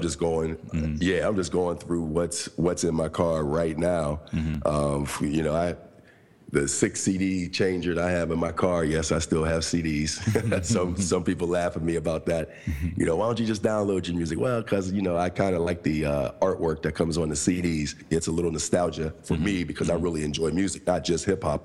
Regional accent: Pittsburgh, Pennsylvania, United States; also born or lived in Coraopolis, Pennsylvania; I'm from Pittsburgh, PA. Um, from two areas there actually, because I. Uh, grew up on the north side of Pittsburgh

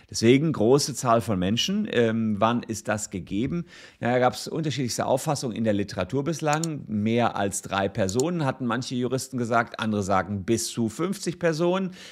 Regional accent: Cologne, North Rhine-Westphalia, Germany; Als Kölner verschweigt man das halt schon mal gerne.

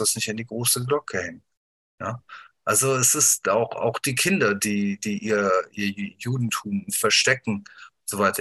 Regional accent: Wuppertal, North Rhine-Westphalia, Germany; Ich bin geboren in Deutschland, ich bin aufgewachsen hier

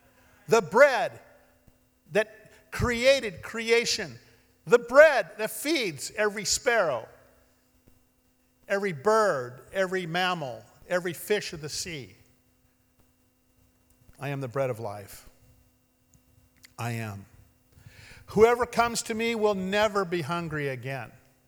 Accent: Ashland, Oregon, United States; well, I'm from Ashland, that would be natural for me to go to New Age

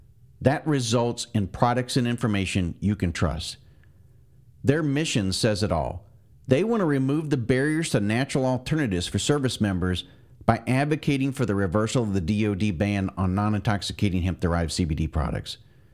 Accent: Florida panhandle, United States; Well, I grew up in the panhandle of Florida

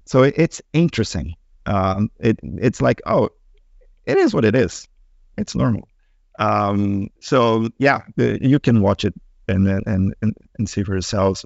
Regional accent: Brazil; moved away; I come from Brazil

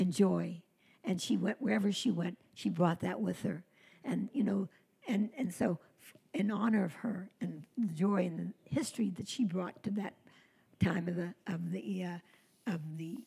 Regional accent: Covington, Kentucky, United States; I was brought up in Covington, Kentucky

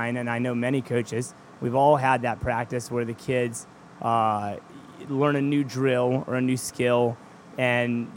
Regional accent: Charlottesville, Virginia, United States; now in York, United States; where I grew up in Charlottesville, Virginia

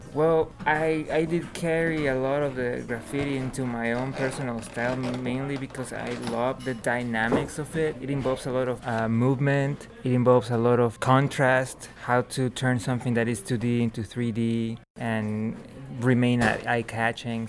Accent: Mexico City, Mexico; I grew up in Mexico City

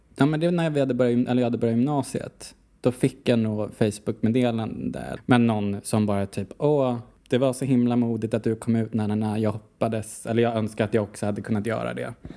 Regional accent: Huddinge, Stockholm County, Sweden; moved away as an adult; also born or lived in Amsterdam, Netherlands / Brussels, Belgium; Vi kom ju från Huddinge, jag och Nicky

